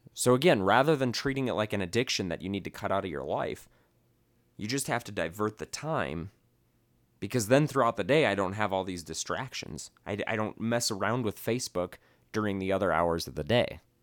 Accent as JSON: {"language": "English", "region": "Midwest", "country": "United States", "tie": "born or raised there", "moved": "yes", "lives_now": "Las Vegas, United States", "said": "I grew up in the Midwest and we had basements."}